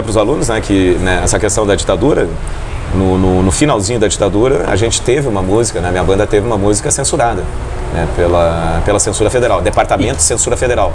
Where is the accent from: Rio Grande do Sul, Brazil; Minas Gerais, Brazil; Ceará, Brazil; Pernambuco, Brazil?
Rio Grande do Sul, Brazil; Porto Alegre; moved away as an adult; now in Foz do Iguaçu, Brazil; Eu morei muitos anos em Porto Alegre né? e nasci em Porto Alegre